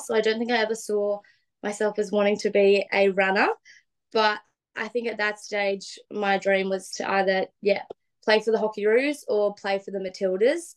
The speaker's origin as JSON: {"language": "English", "town": "Gold Coast", "region": "Queensland", "country": "Australia", "tie": "born or raised there", "said": "we grew up in the Gold Coast hinterland um, in a place called Binnaburra."}